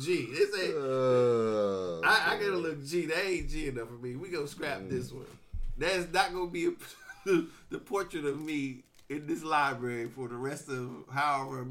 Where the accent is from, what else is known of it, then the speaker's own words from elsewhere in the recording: Oakland, California, United States; I'm from Oakland